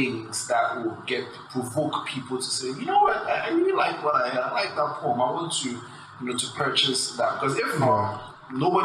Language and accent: English; Ghana; I'm a Ghanaian. And the way I think is because I am a Ghanaian